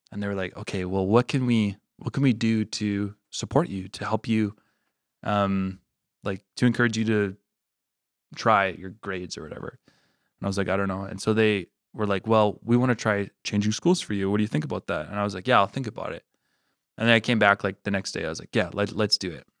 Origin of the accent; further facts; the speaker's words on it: La Salle, Manitoba, Canada; also born or lived in Regina, Saskatchewan; I was born in Regina, grew up in Manitoba